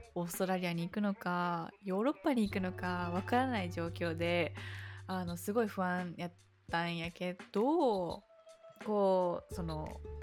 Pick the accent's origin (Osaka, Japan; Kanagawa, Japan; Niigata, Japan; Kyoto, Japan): Kyoto, Japan; 私が京都出身なので